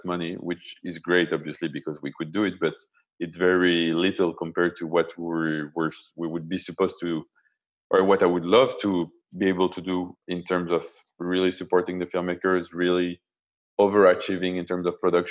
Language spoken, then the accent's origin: English; France; I was raised in France